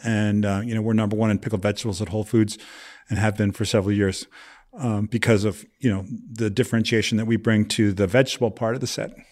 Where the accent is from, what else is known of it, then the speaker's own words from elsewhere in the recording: Vermont, United States; moved away; also born or lived in New York; I grew up in New England, Vermont specifically